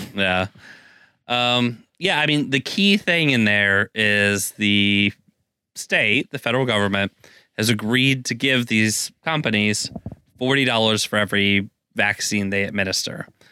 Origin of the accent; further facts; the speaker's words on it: Texas, United States; now in Seattle, United States; as a Texan